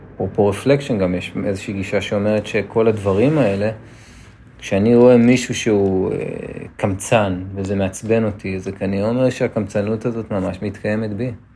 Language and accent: Hebrew; Netanya, Central District, Israel; בתור ילד שגדל בנתניה